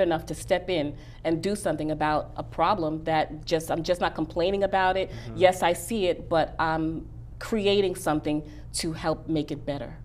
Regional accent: New York City, New York, United States; I am from Bronx. Bronx, New York

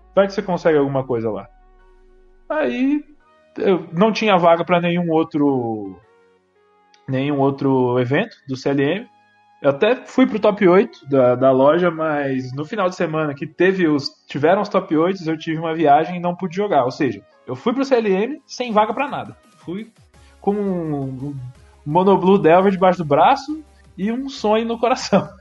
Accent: Aparecida, São Paulo, Brazil; eu sou de Aparecida, Vale do Paraíba, né? interior de São Paulo

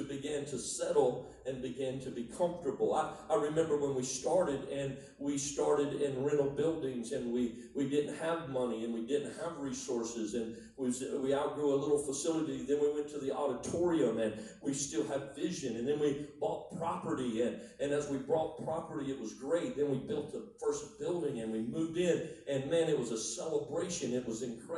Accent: Miami, Florida, United States; moved away; I was born in South Florida. I lived in Miami.

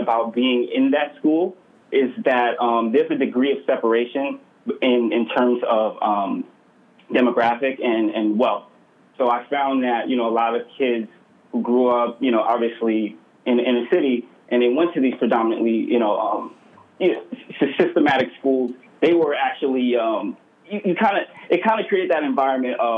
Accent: New York City, New York, United States; I was born and raised in Brooklyn, New York.

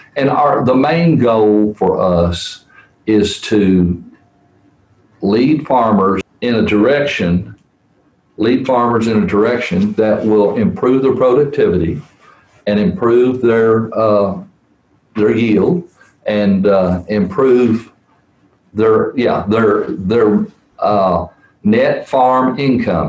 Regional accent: Providence, Kentucky, United States; I grew up in Webster County, which is over uh, in the city of Providence

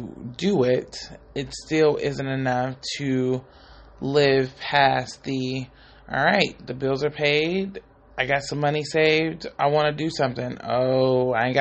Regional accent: Bay Area, California, United States; I'm from the Bay Area

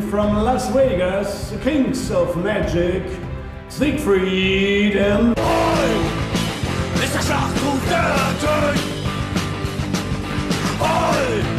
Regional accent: Königs Wusterhausen, Brandenburg, Germany; geboren bin ich am 26. Mai 1974 in Königs Wusterhausen. Ja, das liegt so ungefähr oh. 40 Kilometer südwestlich unter Berlin und ja. äh, im schönen Bundesland Brandenburg.

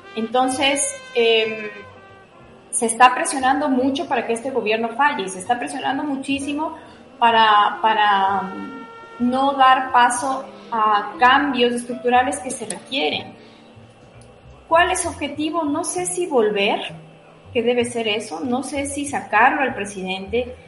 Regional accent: Ecuador; para mí como ecuatoriana

